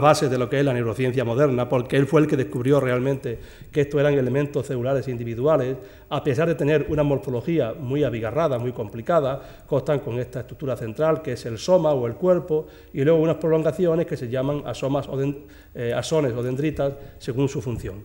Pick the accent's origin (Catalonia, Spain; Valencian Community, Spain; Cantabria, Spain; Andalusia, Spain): Andalusia, Spain; Jaén; moved away as an adult; now in Seville, Spain; soy un andaluz de Jaén